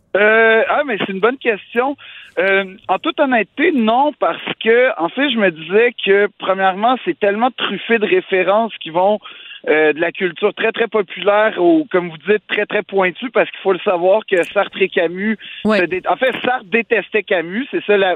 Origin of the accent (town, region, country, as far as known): Quebec, Canada